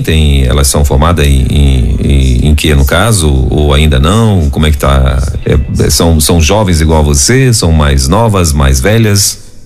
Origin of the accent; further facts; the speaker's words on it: Pará, Brazil; eu sou do Pará